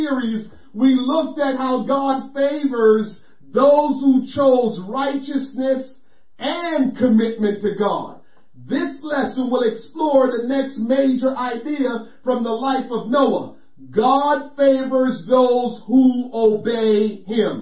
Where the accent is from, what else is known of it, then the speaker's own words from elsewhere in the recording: Jamaica; growing up in Jamaica